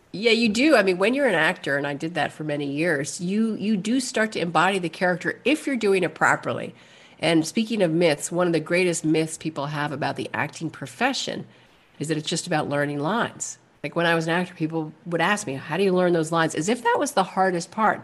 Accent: New York City, New York, United States; also born or lived in New Hampshire / California / New Mexico / Alaska; I was born and raised in Manhattan

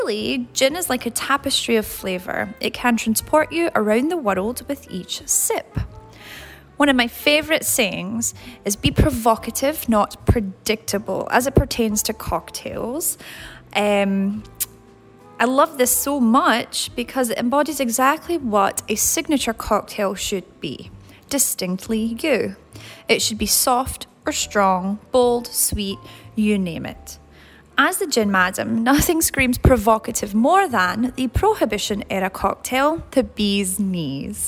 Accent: Scotland, United Kingdom; now in Tampa, United States; I'm originally from Scotland, but currently live in beautiful Tampa

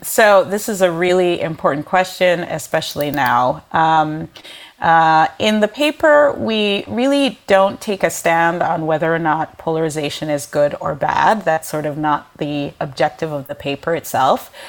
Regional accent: Jamaica; moved away; I'm originally from Jamaica, a developing country

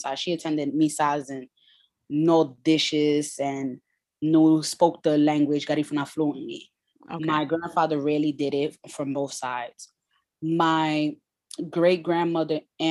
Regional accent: New York City, New York, United States; I grew up in the Bronx, South Bronx to be exact

